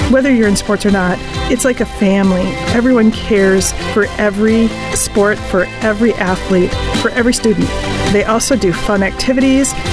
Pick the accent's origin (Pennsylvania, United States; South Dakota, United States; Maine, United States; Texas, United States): South Dakota, United States; Sioux Falls; I'm from Sioux Falls, South Dakota.